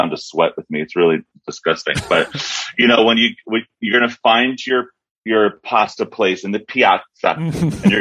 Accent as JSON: {"language": "English", "town": "Philadelphia", "region": "Pennsylvania", "country": "United States", "tie": "born or raised there", "moved": "yes", "lives_now": "Los Angeles, United States", "said": "I grew up in Philly"}